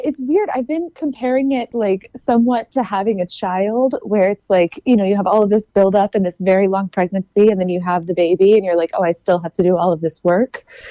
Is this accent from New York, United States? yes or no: no; Texas, United States; I grew up in Texas